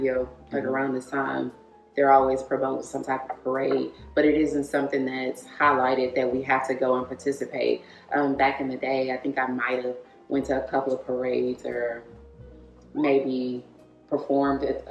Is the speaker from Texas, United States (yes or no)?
yes; Houston, Texas, United States; I'm from Houston.